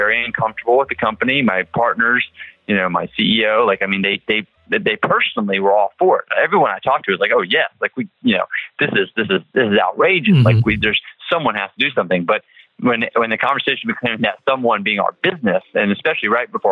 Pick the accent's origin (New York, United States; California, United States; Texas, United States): Texas, United States; I'm from Texas